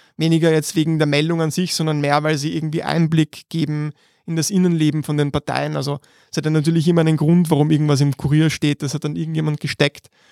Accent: Vienna, Austria; wir sind beide aus Meidling und wir sind um die Ecke sogar voneinander aufgewachsen

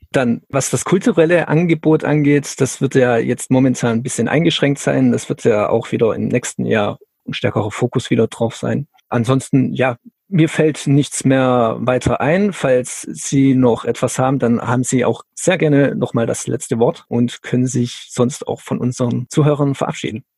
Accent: Schiltach, Baden-Württemberg, Germany; Schiltach, also meine Heimatstadt

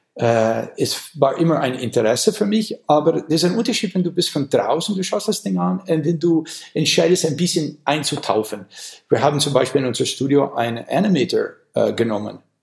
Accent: Wisconsin, United States; German is a second language; moved away; ich komme aus Wisconsin

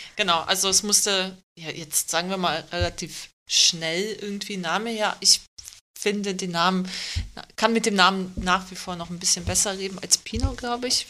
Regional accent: Germany; Ich bin aber in Deutschland geboren, also bin seit langer Zeit hier

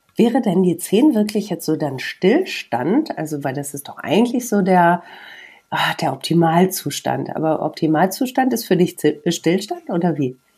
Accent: Bielefeld, North Rhine-Westphalia, Germany; komme ich aus Bielefeld, arbeite beim Radio

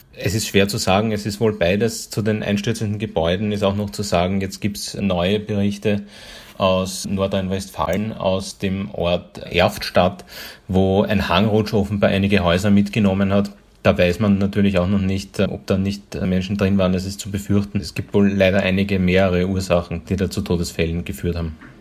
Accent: Austria; hier bei uns in Österreich

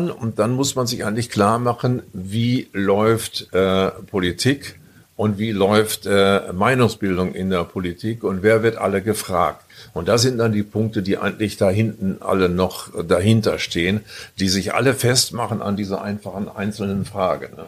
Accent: Northern Germany, Germany; Ja, und ich habe immer gedacht, als Norddeutscher, äh, man trifft dann nur Jugendliche mit einer Bierflasche in der Hand

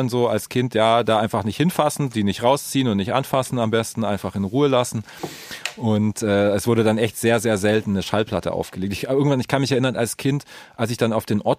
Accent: the East, eastern Germany, Germany

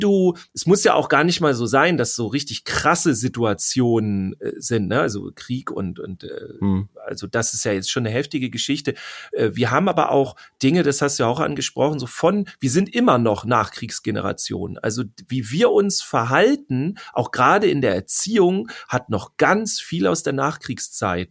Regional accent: Germany; bei uns in Deutschland

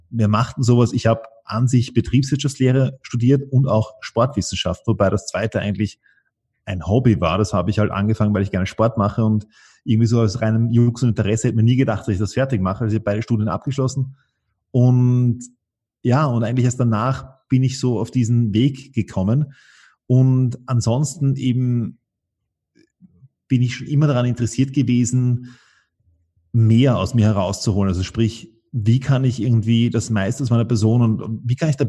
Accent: Vienna, Austria; Also ähm, beides. Wir hatten ein Haus am Land und ich war auch eine Zeit, also ich war, einen Teil meiner Schulkarriere war ich in Wien, einen Teil meiner Schulkarriere war ich am Land draußen.

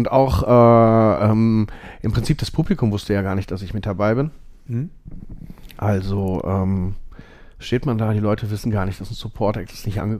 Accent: Essen, North Rhine-Westphalia, Germany; ich komme aus Essen-Borbeck. Ähm

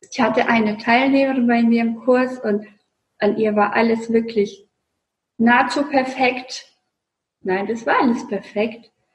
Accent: Russia; moved away; Ich bin gebürtige Russin

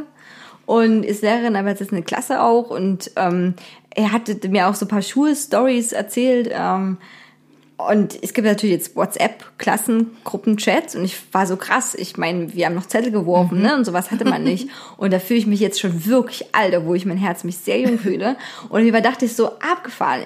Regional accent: Germany; also born or lived in Dresden; bei uns in Deutschland

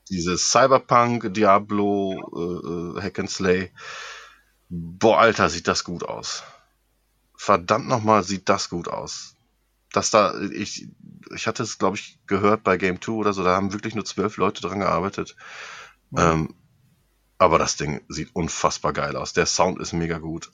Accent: hometown with the Aasee lake, North Rhine-Westphalia, Germany; als ich über die Heimatstadt geflogen bin, so unseren äh, beliebten Aasee

